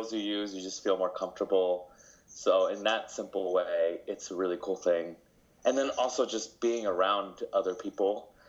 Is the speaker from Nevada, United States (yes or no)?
yes; Las Vegas, Nevada, United States; first language Spanish; English is a second language; I love Vegas. I was born and raised here, so to me, it's home